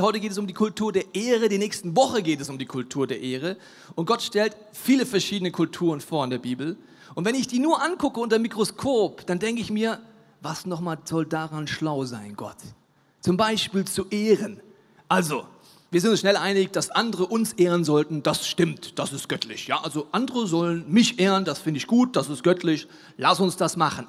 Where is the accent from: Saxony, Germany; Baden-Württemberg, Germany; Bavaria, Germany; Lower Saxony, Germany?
Bavaria, Germany; Franconia; Ich bin in Franken geboren